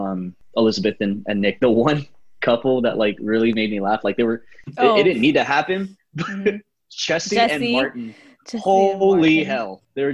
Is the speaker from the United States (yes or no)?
no; Philippines; I'm Filipino.